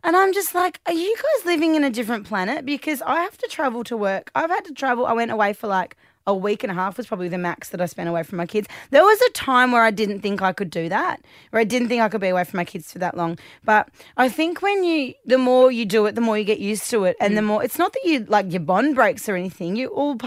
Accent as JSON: {"language": "English", "country": "Australia", "said": "being Australian"}